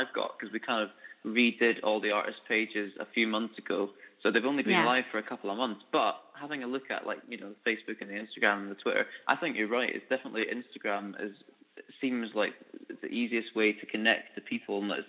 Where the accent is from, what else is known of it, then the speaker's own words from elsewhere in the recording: Edinburgh, Scotland, United Kingdom; moved away as an adult; now in Glasgow, United Kingdom; I'm from Edinburgh, but I'm living in Glasgow now in Scotland.